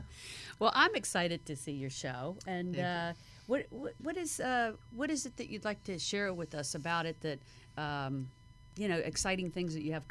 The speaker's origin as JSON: {"language": "English", "region": "Florida", "country": "United States", "tie": "born or raised there", "also_born_or_lived": "New York", "moved": "as an adult", "lives_now": "Los Angeles, United States", "said": "I hate to knock my home state, but I spent many years there. There's a very cool part of South Florida"}